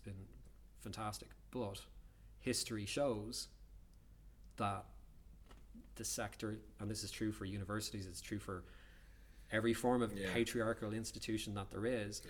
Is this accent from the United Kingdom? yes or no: no; Dublin, Leinster, Ireland; when I was growing up in Dublin, you know, 25 years ago